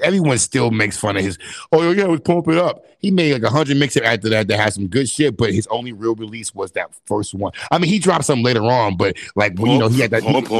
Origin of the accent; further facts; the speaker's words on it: Midwest, United States; I'm from the Midwest